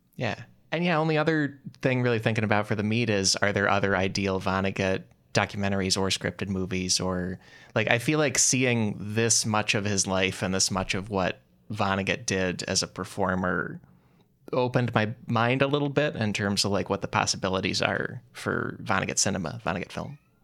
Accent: outside Chicago, Illinois, United States; growing up outside Chicago

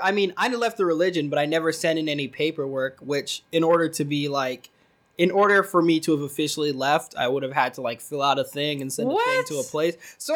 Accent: Salt Lake City, Utah, United States; also born or lived in Philadelphia, Pennsylvania; I was born in Philadelphia, in West Philadelphia, born and raised, as they say, but I wasn't raised there. I was adopted by some white people. And so then I grew up in Salt Lake City, Utah, where the Mormons are. And then I was Mormon for a time

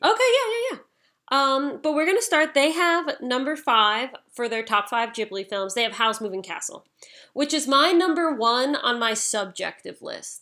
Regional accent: United States; I'm from America

